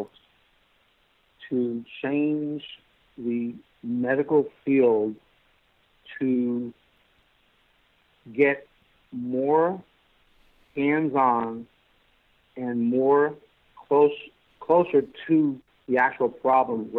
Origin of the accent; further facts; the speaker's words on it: New York, United States; moved away; I'm from New York